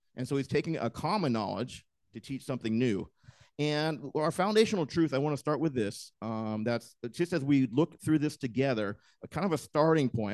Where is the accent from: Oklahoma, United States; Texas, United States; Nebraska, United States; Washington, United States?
Washington, United States; moved away; I grew up in Washington, and there are just trees everywhere